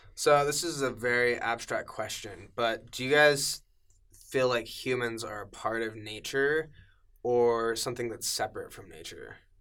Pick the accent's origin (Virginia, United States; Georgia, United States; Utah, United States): Utah, United States; Cedar Hills; I grew up in Cedar Hills in the Alpine.